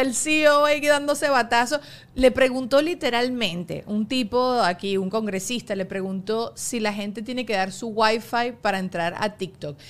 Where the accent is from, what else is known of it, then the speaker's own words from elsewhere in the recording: Venezuela; now in United States; yo tampoco que tampoco soy venezolana máximo, mi familia es inmigrante